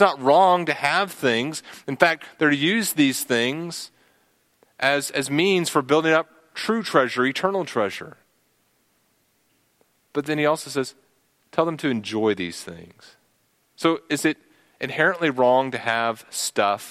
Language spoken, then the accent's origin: English; Texas, United States; I'm a Texan